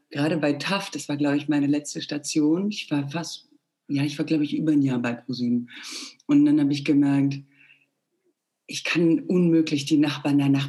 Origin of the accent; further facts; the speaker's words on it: Plauen, Saxony, Germany; also born or lived in Bulgaria; now in Munich, Germany; Nee, in Plauen. Nee. Also ich bin in Bulgarien geboren.